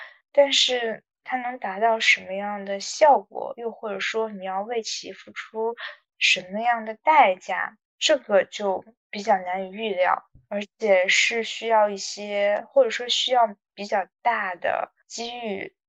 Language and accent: Chinese; North China, China; 我也很很喜欢我的家乡。就是华北电子荒原十八线小城啊